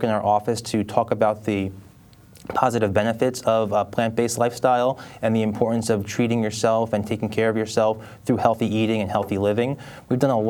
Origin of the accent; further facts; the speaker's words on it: New York City, New York, United States; I'm born and raised in Bay Ridge, Brooklyn